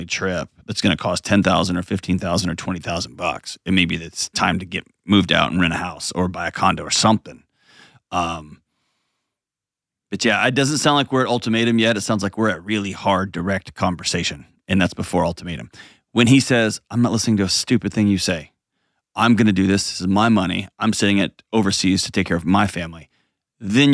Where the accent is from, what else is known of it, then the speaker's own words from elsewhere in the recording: United States; as an American